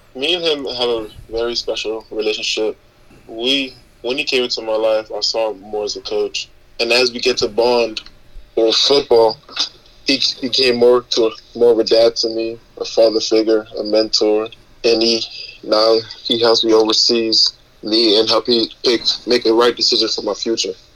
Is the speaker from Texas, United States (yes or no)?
no; North Miami, Florida, United States; I grew up in north miami I was born in Florida